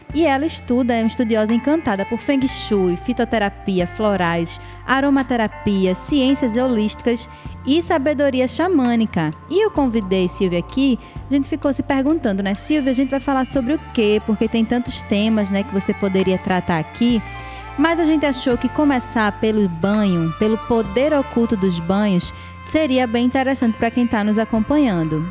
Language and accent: Portuguese; Brazil; a gente é brasileiro